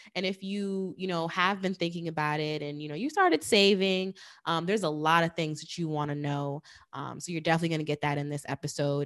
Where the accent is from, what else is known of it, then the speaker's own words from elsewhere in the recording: New York, United States; moved away as an adult; now in New Jersey, United States; I'm from New York, but I actually, um, bought my place in Jersey.